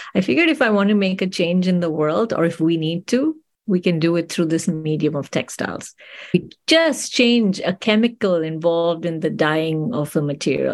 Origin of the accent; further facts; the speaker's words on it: India; moved away; I grew up in India, I was born and raised in India.